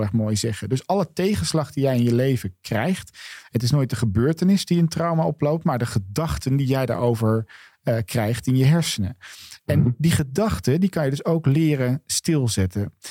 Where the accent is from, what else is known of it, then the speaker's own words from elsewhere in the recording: Netherlands; wij daar dus als Nederlanders ook een woord voor hebben